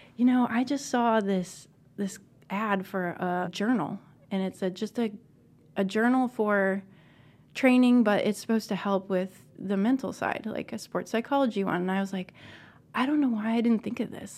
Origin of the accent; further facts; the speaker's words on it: Northeast, United States; I was from the Northeast